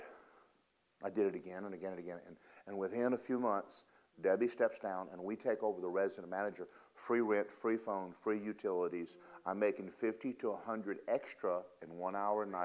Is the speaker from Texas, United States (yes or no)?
no; Georgia, United States; I'm from Georgia. There's something you don't do to a Georgia boy.